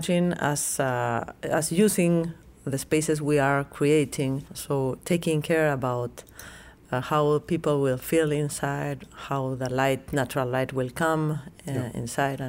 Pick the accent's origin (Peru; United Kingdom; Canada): Peru; Lima; moved away as an adult; also born or lived in Paris, France; We were born in Lima and made our studies in Lima